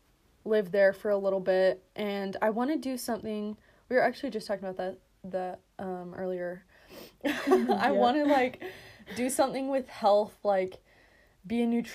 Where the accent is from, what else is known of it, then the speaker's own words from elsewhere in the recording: Twin Falls, Idaho, United States; And we are from Twin Falls, Idaho. America.